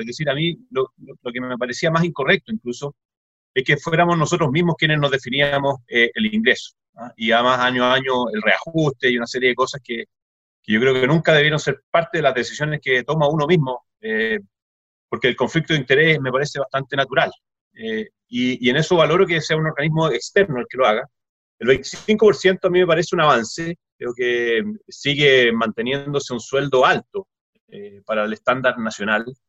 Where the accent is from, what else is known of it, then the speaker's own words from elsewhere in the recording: Chile; somos todos chilenos